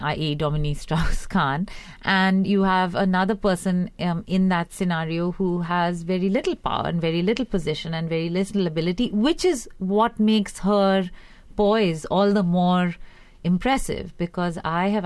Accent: India; moved away; growing up in India in the 80s

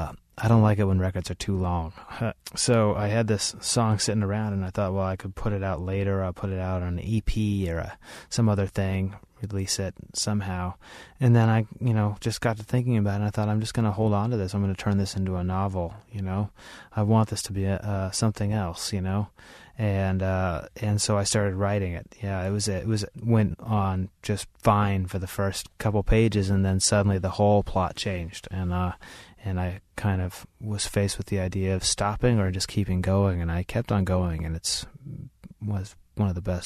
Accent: Idaho, United States; I grew up in Idaho around them a lot.

